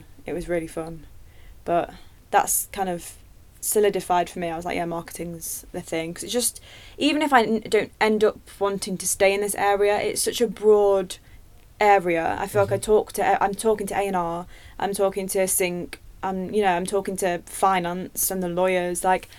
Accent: Nottingham, East Midlands, United Kingdom; now in London, United Kingdom

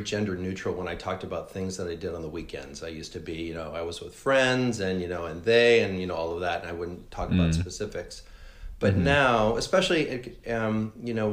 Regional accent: Danville, California, United States; also born or lived in Oakland; I was raised in the East Bay of the Bay Area in a town called Danville, nice suburban town

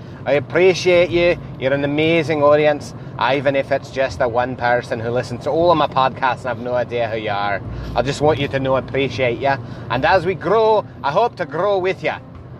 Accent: Iowa, United States; accent: Midwest; if you can't tell by my accent that I'm actually from the Midwest, Iowa to be specific

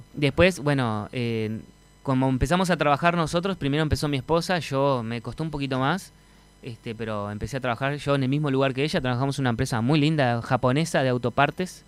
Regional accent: Montevideo, Uruguay; also born or lived in Buenos Aires, Argentina / Pocitos, Montevideo; now in Marindia, Uruguay; Me crié en la Unión

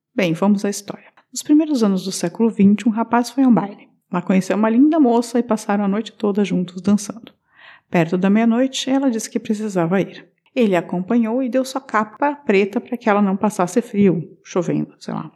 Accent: Curitiba, Paraná, Brazil; uma história da minha terra, né? A famosa Curitiba.

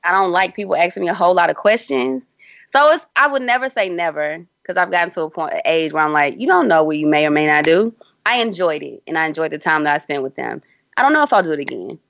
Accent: Houston, Texas, United States; my hometown, Houston, Texas

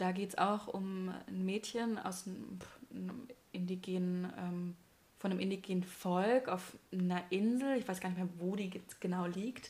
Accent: southwest Germany, Germany; ich komme aus dem Südwesten

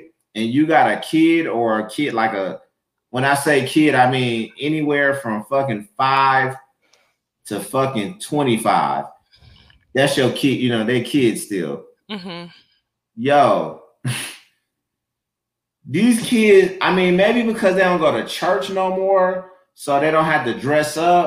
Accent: Flint, Michigan, United States; moved away; I grew up in Flint, and you know, like, if you didn't work in the shop or had a job, like, it was a blue collar town

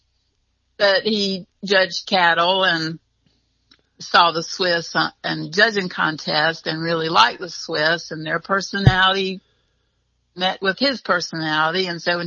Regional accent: North Carolina, United States; It was a very rural, area that I grew up in North Carolina

